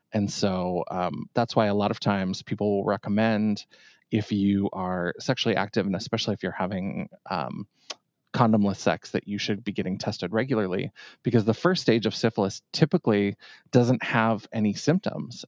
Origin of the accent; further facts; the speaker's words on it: Bowbells, North Dakota, United States; also born or lived in Grand Forks, North Dakota; I grew up in a little tiny town, Bowbells, North Dakota.